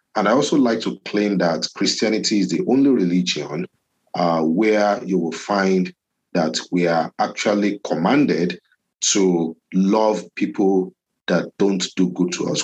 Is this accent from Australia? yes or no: no; Ibadan, Oyo, Nigeria; moved away as an adult; also born or lived in Lagos, Nigeria; now in Winnipeg, Canada; I grew up in Ibadan